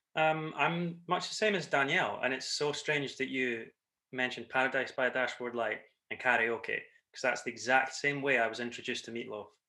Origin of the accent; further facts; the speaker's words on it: Scotland, United Kingdom; accent: Scottish; I'm the Scottish accent that you'll recognise